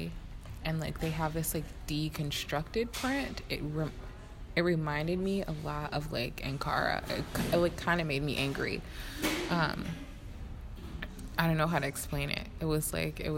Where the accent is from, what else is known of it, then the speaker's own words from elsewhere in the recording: United States; being an American